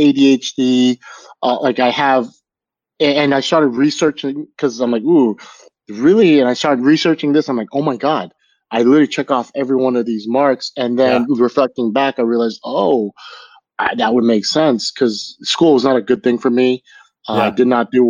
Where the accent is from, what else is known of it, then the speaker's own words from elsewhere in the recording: Los Angeles, California, United States; I'm actually from LA, like born and raised in LA.